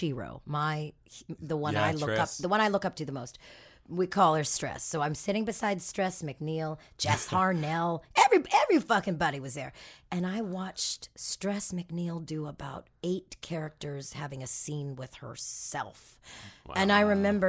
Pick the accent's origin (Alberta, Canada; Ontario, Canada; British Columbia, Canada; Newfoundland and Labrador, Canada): Ontario, Canada; Toronto; moved away as an adult; now in Los Angeles, United States; Who I grew up with in Toronto